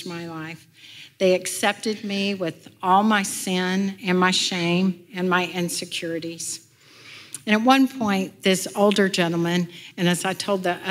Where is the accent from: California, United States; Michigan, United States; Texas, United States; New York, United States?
Texas, United States; Houston; I went home at the end of the summer in Houston